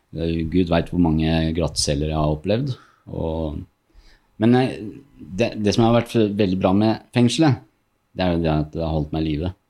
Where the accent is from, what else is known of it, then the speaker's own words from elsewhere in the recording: Norway; also born or lived in Morocco; jeg er født i Marokko, oppvokst i Norge